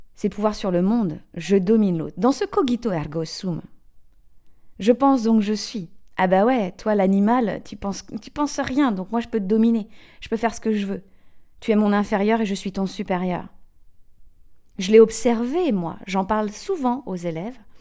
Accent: Brittany, France; also born or lived in England; je suis née en Bretagne, j'ai fait mes études en Bretagne, en Angleterre

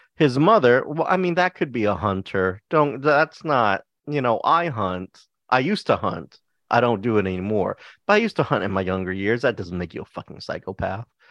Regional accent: Texas, United States; I am from Texas

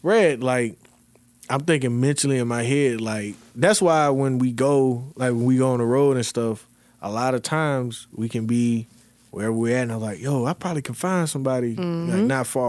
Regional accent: Charlotte, North Carolina, United States; So, you know, I got people I grew up with in Charlotte, you know, all over, you know, the Carolinas usually, but Atlanta, you know.

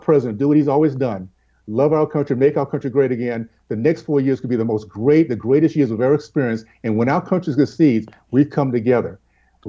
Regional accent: Deep South, United States; I grew up in the Deep South

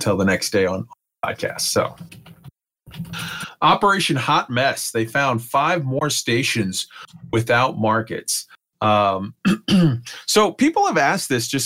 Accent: San Antonio, Texas, United States; San Antonio, Texas, my hometown

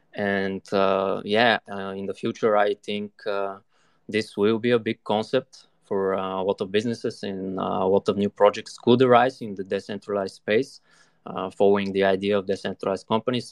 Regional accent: Bulgaria; I'm from Bulgaria, currently living here in the capital

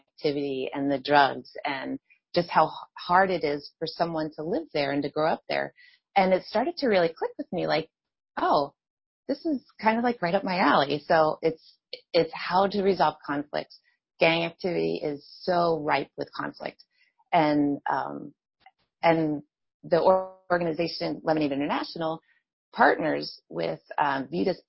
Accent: Allentown, Pennsylvania, United States; my hometown in Allentown, Pennsylvania

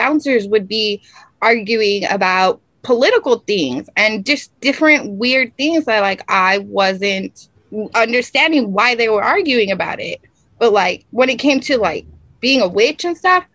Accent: El Paso, Texas, United States; also born or lived in Phoenix, Arizona; I grew up in El Paso, Texas

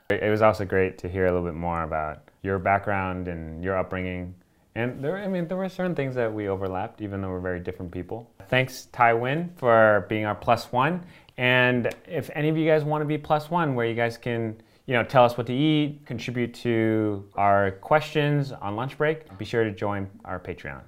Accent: Miami, Florida, United States; moved away; I grew up in Florida

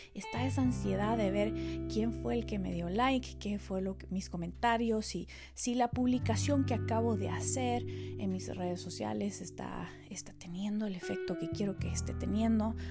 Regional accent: Quetzaltenango, Guatemala; yo crecí en Quetzaltenango, en Guatemala, una ciudad eh, del altiplano.

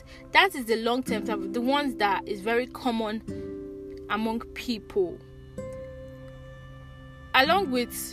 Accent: Nigeria; grow up as a Nigerian, living in Nigeria

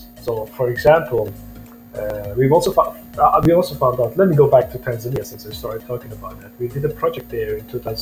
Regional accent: Romania; I grew up in Romania

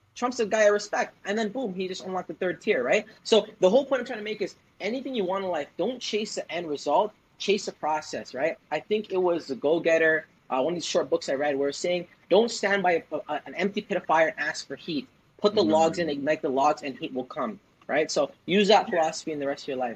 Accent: Toronto, Ontario, Canada; also born or lived in Vancouver; I'm from Toronto, and I went to college for Vancouver

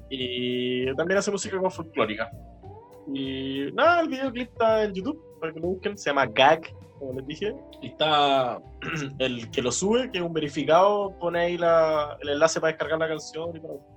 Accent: Viña del Mar, Valparaíso, Chile; nosotros somos de Viña en general

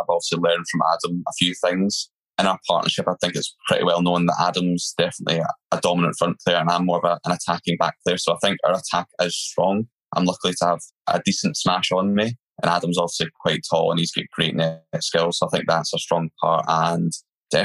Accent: Scotland, United Kingdom; being Scottish

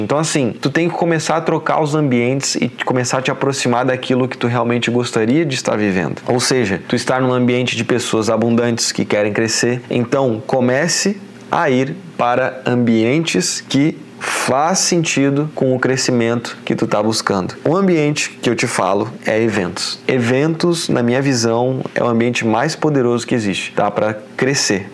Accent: Porto Alegre, Rio Grande do Sul, Brazil; moved away as an adult; now in Florianópolis, Brazil; Eu cresci, nasci lá, né, em Porto Alegre

